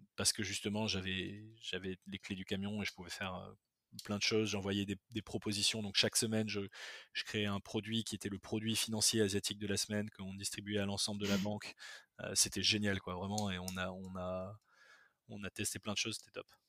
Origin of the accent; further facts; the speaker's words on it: Bordeaux, Nouvelle-Aquitaine, France; moved away as an adult; also born or lived in Madagascar / Toulouse / Paris; je suis né à Bordeaux, j'ai grandi une partie de ma vie à Bordeaux. Ensuite, j'ai vécu à Madagascar quand j'étais petit, de 4 à 8 ans.